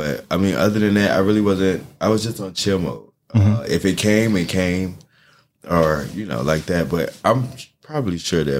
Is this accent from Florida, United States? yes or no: yes; Jacksonville, Florida, United States; I'm actually from Florida, so I'm from Jacksonville, Florida. They call it the country.